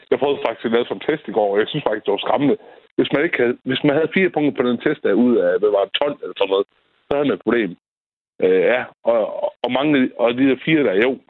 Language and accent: Danish; Tørning, Denmark; also born or lived in Ellinge; Ja, jeg kommer fra Tørning. Så flyttede jeg tilbage til Tørning